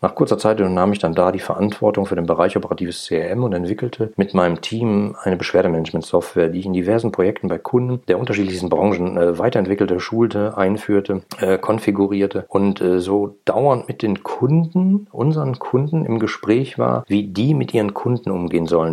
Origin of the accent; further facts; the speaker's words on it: Ruhr area, North Rhine-Westphalia, Germany; ich bin im Ruhrgebiet groß geworden